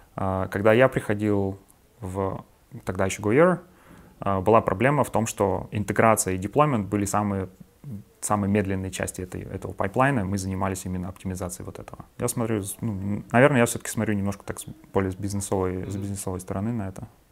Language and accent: Russian; Yaroslavl, Yaroslavl Oblast, Russia; moved away as an adult; also born or lived in Moscow; До этого я работал а, в Ярославле, в моем родном городе